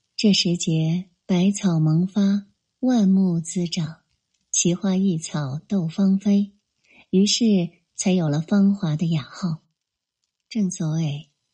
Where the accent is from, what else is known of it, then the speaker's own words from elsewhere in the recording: Hubei, China; 从小在湖北部队生长的我